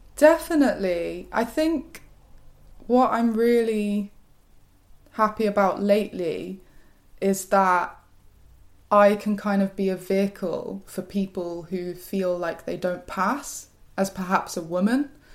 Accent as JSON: {"language": "English", "region": "West Midlands", "country": "United Kingdom", "tie": "born or raised there", "moved": "as an adult", "lives_now": "London, United Kingdom", "said": "I'm from the West Midlands."}